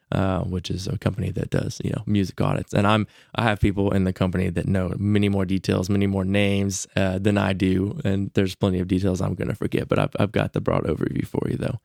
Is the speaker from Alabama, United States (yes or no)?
yes; Huntsville, Alabama, United States; growing up here